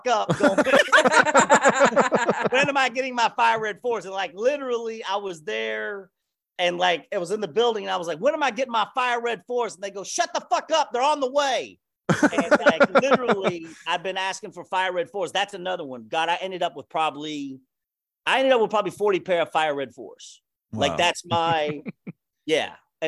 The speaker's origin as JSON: {"language": "English", "town": "Louisville", "region": "Kentucky", "country": "United States", "moved": "yes", "said": "I'm originally from Louisville, Kentucky"}